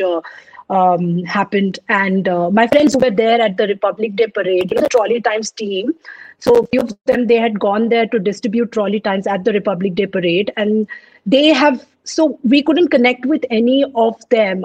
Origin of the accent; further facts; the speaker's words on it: Hyderabad, Telangana, India; also born or lived in Punjab; Although I'm born and brought up in Hyderabad, but my roots are from Punjab